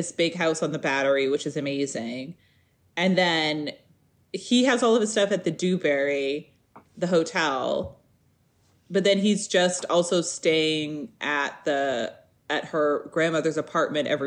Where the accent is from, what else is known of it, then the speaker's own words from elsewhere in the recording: New York City, New York, United States; as a New Yorker